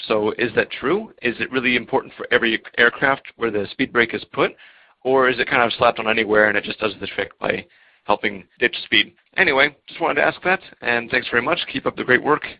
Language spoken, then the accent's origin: English; Maryland, United States; now in Czech Republic; from the U.S., born and raised in Maryland, but currently living in the Czech Republic.